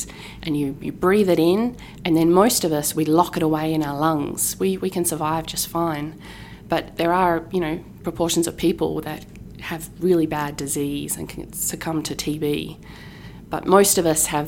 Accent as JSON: {"language": "English", "region": "Tasmania", "country": "Australia", "tie": "born or raised there", "moved": "as an adult", "lives_now": "Massachusetts, United States", "said": "my hometown in Tasmania"}